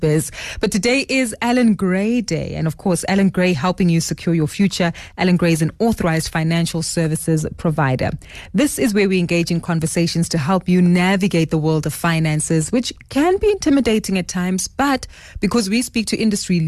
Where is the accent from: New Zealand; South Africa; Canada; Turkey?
South Africa; As South African consumers